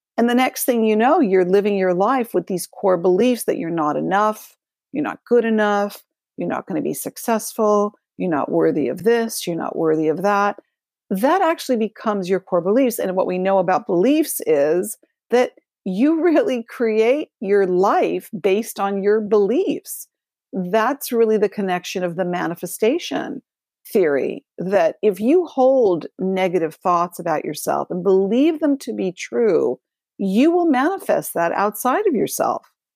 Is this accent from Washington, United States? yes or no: no; Los Angeles, California, United States; I grew up in Los Angeles.